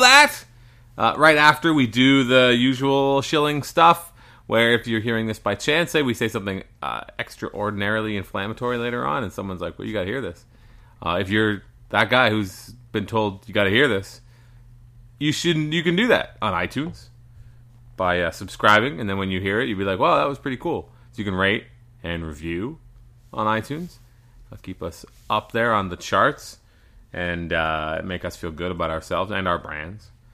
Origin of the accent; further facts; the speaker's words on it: Canada; We're Canadian.